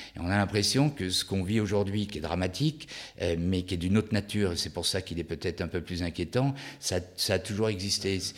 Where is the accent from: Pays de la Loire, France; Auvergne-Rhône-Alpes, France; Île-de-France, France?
Auvergne-Rhône-Alpes, France; Lyon; je suis originaire de Lyon